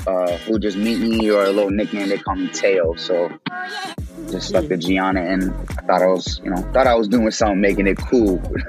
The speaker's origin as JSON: {"language": "English", "town": "Chicago", "region": "Illinois", "country": "United States", "also_born_or_lived": "Austin, Texas", "said": "I'm from Illinois. I'm from Texas. I say Illinois and Texas because I bounced around a lot as a kid. You know, my family's predominantly from the South Side of Chicago. Then when we moved, you know, for better lives and not, Austin, Texas"}